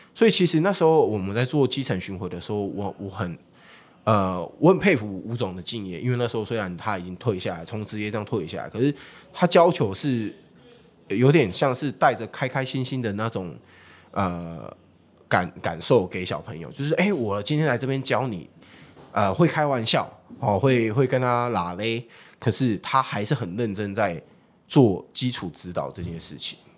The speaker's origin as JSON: {"language": "Chinese", "region": "Taichung", "country": "Taiwan", "tie": "born or raised there", "also_born_or_lived": "Changhua", "said": "我自己本身是彰化人啊。对，彰化人，那我从小就在台中念书，所以我对于台中这个区域我比较了解"}